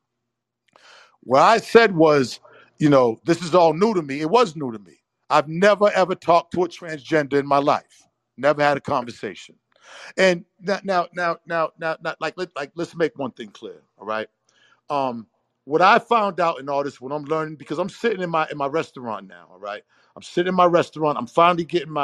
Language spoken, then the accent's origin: English; Boston, Massachusetts, United States; When I grew up in Boston, I didn't grow up around no gay shit. In Boston Roxbury